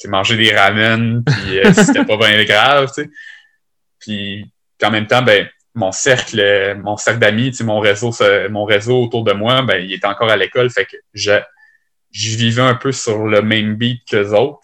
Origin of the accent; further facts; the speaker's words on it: Lévis, Quebec, Canada; je suis originaire de Lévis, puis je suis installé à Lévis